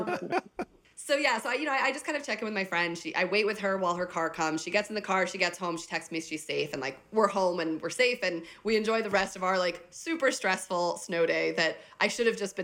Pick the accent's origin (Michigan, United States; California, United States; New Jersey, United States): New Jersey, United States; also born or lived in Chicago; now in New York City, United States; I was born and raised in New Jersey